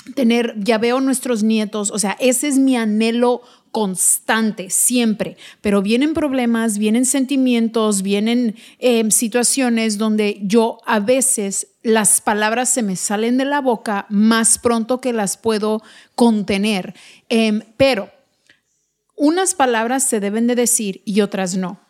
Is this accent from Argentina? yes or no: no; United States; no solo somos mexicanos, somos mexicoamericanos, hablamos ambos lenguajes